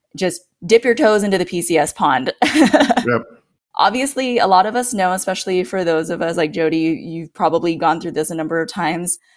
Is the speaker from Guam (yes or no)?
yes; Guam; moved away as an adult; now in Norfolk, United States; I'm originally from Guam, and that is actually where my husband